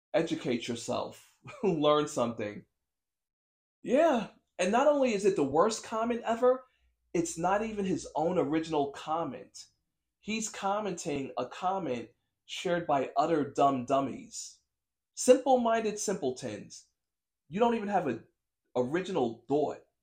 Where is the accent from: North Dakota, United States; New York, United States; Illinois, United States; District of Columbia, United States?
New York, United States; As a New Yorker